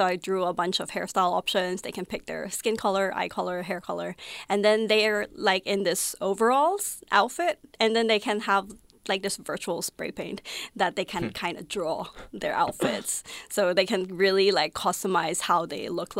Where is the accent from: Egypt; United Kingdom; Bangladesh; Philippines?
Philippines; also born or lived in Taiwan; now in Melbourne, Australia; So I grew up in the Philippines. I'm from Taiwan. And I always felt out of place when I was living in the Philippines and when I was living in Taiwan.